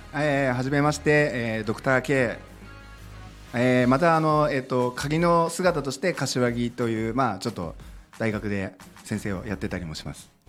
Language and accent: Japanese; Ichihara, Chiba, Japan; also born or lived in Mie; 僕はあの、その7歳の後あの千葉県の市原市の辰巳台